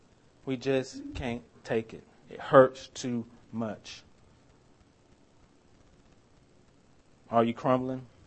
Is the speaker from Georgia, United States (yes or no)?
yes; Swainsboro, Georgia, United States; moved away; I'm from a town called Swainsboro, Georgia. It's my hometown.